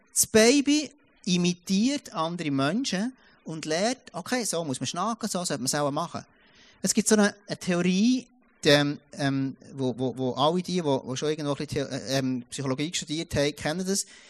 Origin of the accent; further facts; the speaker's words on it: Switzerland; moved away; ich komme aus dem Jura. Und dort hat jeder mindestens eins oder zwei Autos, wo du hast ja gar keine ÖVs an dem Ort, wo ich aufwachsen bin